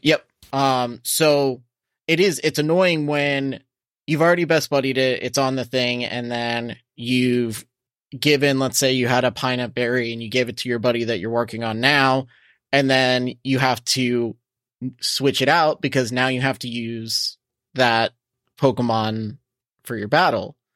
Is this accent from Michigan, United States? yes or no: no; Coral Springs, Florida, United States; in my hometown in Coral Springs, Mullins Park is always lit.